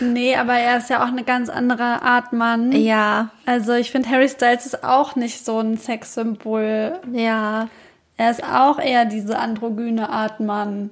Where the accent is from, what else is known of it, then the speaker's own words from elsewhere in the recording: Gelnhausen, Hesse, Germany; bei uns in Gelnhausen